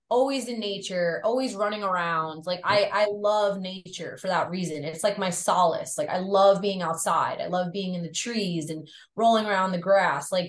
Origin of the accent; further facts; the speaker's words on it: New York, United States; I grew up on the North Shore of Long Island, which is uh very rural. Like, it's it's very suburban, rural. There's a lot of farms. There's a lot of vineyards. There's a lot of beaches, okay.